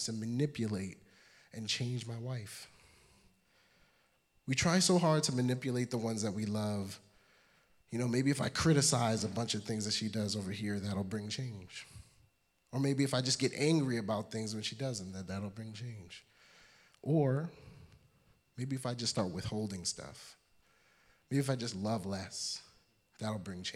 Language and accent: English; New York City, New York, United States; I'm from Brooklyn.